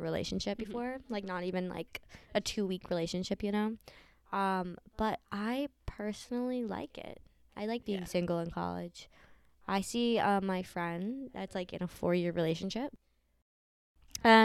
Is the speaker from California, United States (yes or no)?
no; New York, United States; moved away as an adult; now in Vermont, United States; I'm from New York.